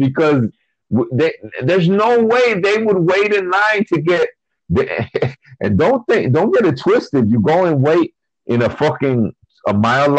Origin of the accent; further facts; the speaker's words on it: Chile; I'm from Chile